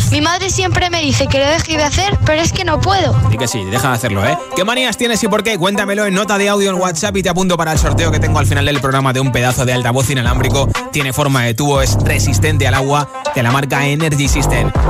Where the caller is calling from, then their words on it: Asturias, Spain; Hola Josué … de Asturias